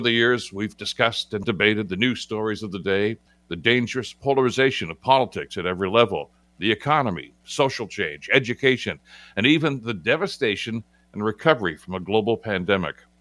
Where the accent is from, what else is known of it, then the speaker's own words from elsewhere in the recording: Hamilton, Ontario, Canada; born and raised in Hamilton